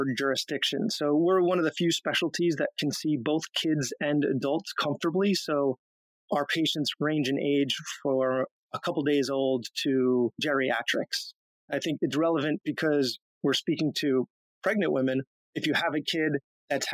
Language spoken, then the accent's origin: English; Long Island, New York, United States; moved away as an adult; also born or lived in Pennsylvania / Buffalo / Washington, D.C.; I grew up on Long Island